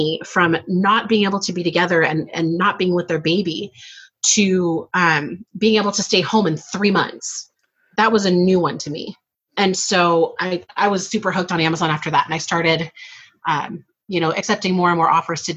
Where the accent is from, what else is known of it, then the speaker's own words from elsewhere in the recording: outside of Seattle, Washington, United States; I grew up outside of Seattle